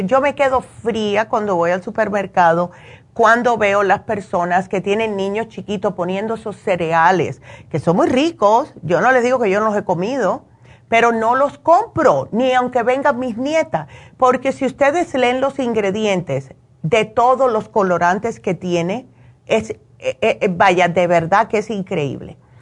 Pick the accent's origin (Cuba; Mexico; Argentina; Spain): Cuba; moved away; como hacemos nosotros los cubanos